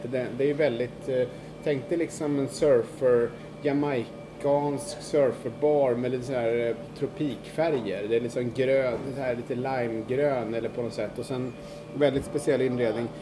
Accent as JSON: {"language": "Swedish", "country": "Sweden", "moved": "yes", "lives_now": "New York, United States", "said": "som svensk"}